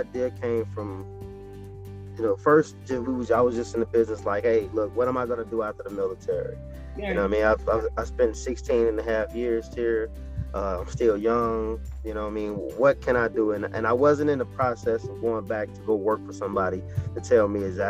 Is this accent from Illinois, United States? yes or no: yes; Chicago, Illinois, United States; I was born Chicago, Illinois